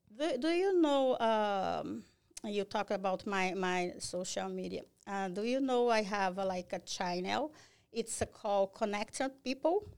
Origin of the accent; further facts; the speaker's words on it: Brazil; English is a second language; moved away as an adult; also born or lived in Fall River; now in Massachusetts, United States; I'm from Brazil